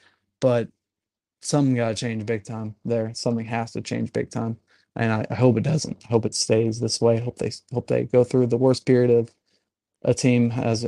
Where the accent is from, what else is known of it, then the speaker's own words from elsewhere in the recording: Chattanooga, Tennessee, United States; I'm from Chattanooga and I've lived with those people for my whole life